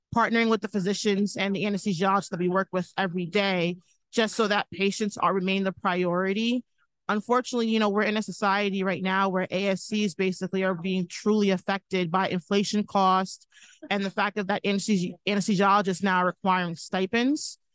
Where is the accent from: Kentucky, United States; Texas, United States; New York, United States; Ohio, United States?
New York, United States; Long Island; I'm from Long Island, New York